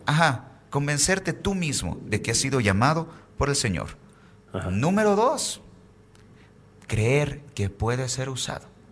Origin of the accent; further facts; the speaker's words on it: Bolivia; tenemos en Bolivia